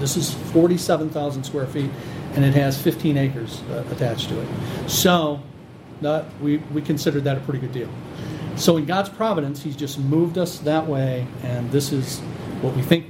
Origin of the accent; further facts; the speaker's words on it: Ecorse, Michigan, United States; I grew up in Ecorse, so I've been in the Downriver area my whole life